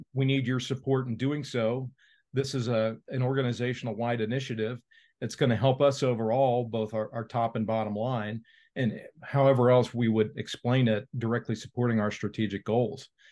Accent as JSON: {"language": "English", "town": "Cincinnati", "region": "Ohio", "country": "United States", "tie": "born or raised there", "said": "Procter and Gamble here in my hometown of Cincinnati"}